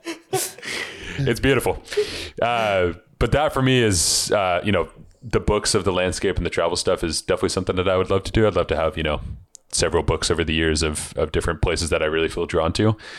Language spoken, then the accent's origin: English; Seattle, Washington, United States; growing up in Seattle where it rains all the time